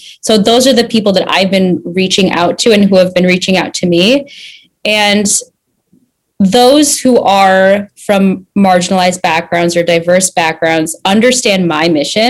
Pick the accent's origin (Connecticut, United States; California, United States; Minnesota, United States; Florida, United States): Minnesota, United States; moved away as an adult; growing up in Minnesota and being really the only brown person in my school